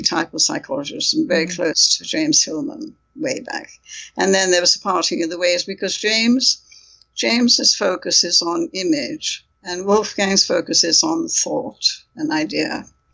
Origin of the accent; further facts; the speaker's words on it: India; moved away; also born or lived in United Kingdom; I come from India, so I was fluent in Hindi at one time